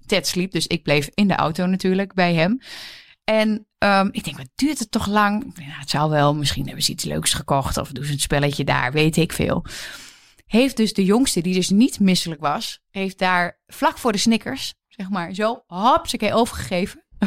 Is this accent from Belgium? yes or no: no; Twente, Overijssel, Netherlands; ik kom natuurlijk uit Twente